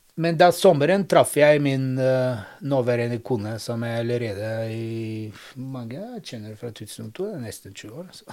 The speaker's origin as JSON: {"language": "Norwegian", "country": "Bulgaria", "tie": "born or raised there", "second_language": "Norwegian", "moved": "yes", "lives_now": "Norway", "said": "jeg bor i Norden, men kommer fra Sør-Europa, for i Bulgaria faktisk"}